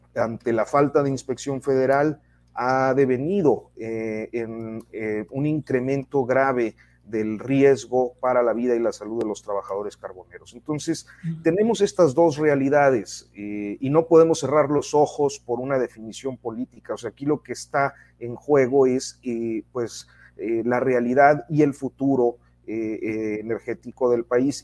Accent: Mexico

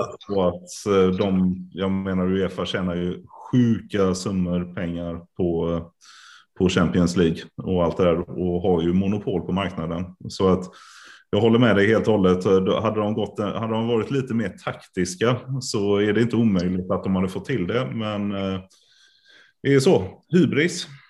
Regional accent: Karlstad, Värmland, Sweden; now in Gothenburg, Sweden; Jag är ju född i Karlstad

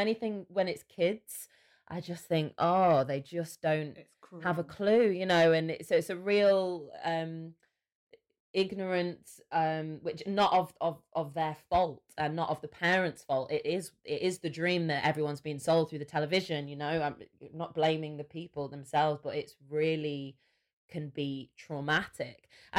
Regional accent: England, United Kingdom; So I don't even know if you can hear my accent in my voice, and I'm not too sure whether you would know I was English.

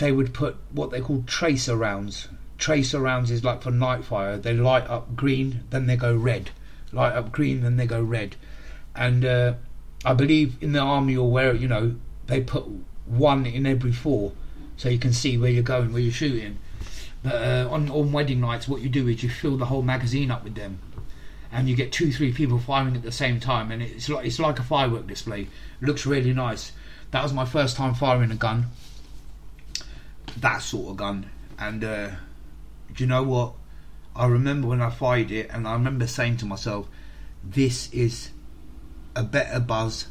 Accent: England, United Kingdom; I'm from England. I'm a British lad

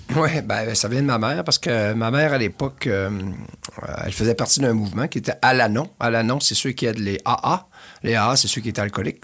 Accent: L'Anse-Saint-Jean, Quebec, Canada; moved away; mon village natal, dans le pied de la montagne du Mont-Édouard, qui est la cinquième plus grosse montagne au Québec

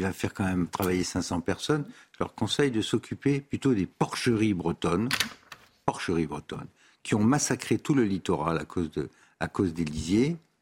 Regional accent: Tunisia; moved away; Je suis né en Tunisie, moi

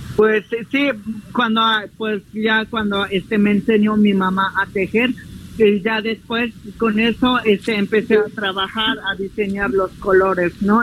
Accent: Aldama, Chiapas, Mexico; de mi pueblo de Magdalena Aldama

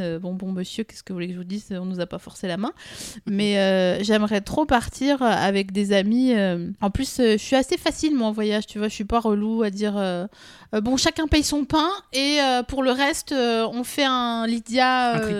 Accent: Vosges, Grand Est, France; je viens des Vosges

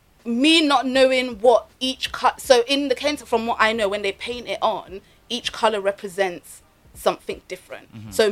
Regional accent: Nigeria; Same as I'm Nigerian, I now want to learn a style from Ghana.

